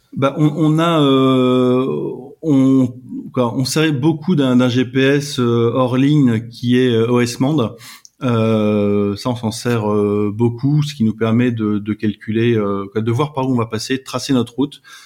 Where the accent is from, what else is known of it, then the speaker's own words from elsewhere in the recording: France; on est, on est des Français